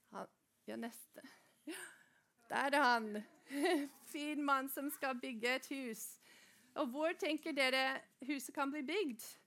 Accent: Norway; vi i Norge, vi får lov til å gå på skole

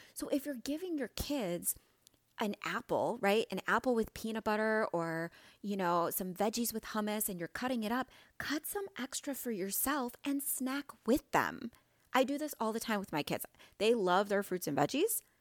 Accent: Midwest, United States; I'm from the Midwest

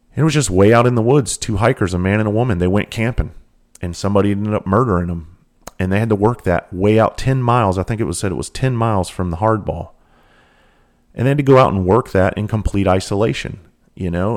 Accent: the South, South Carolina, United States; I grew up in the South. I grew up around hunting and fishing.

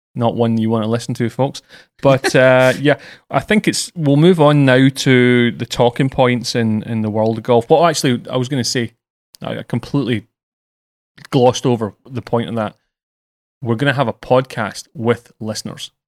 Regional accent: Scotland, United Kingdom; I'm British and Scottish.

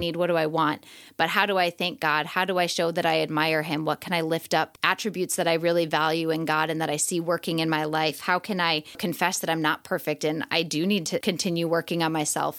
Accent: northwest suburbs of Chicago, Illinois, United States; moved away as an adult; also born or lived in Asia / Arizona; now in Redmond, United States; I'm from the northwest suburbs of Chicago, so like forty-five minutes outside of the city

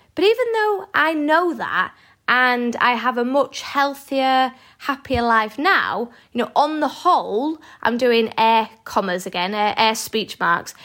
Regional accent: Yorkshire and the Humber, United Kingdom; I'm a Yorkshire lass.

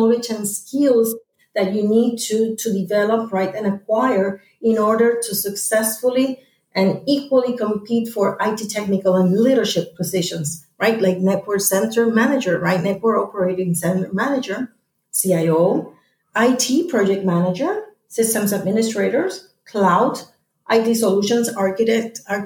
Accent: Puerto Rico; back in Puerto Rico, my hometown

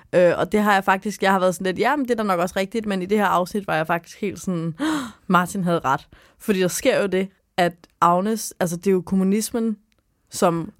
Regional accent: Sorø, Zealand, Denmark; i Sorø, hvor jeg er fra

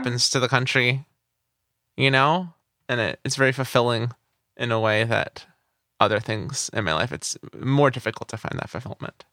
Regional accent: California, United States; I was just a kid growing up in California

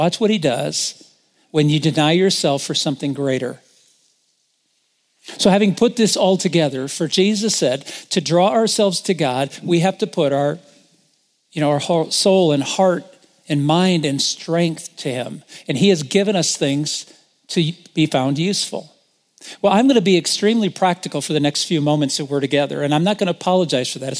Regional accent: Indiana, United States; moved away as an adult; also born or lived in Michigan; I'm from Indiana

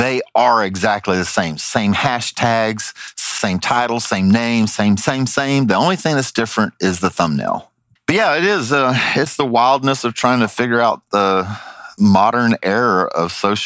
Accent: Southern, United States; accent: Southern; my Southern accent

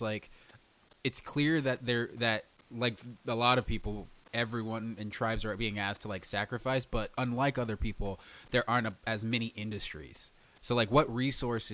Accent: Fresno, California, United States; moved away; I come from Fresno and I have family who live there still.

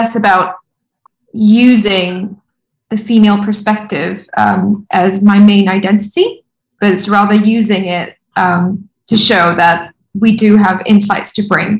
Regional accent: Rajasthan, India; I'm from Rajasthan

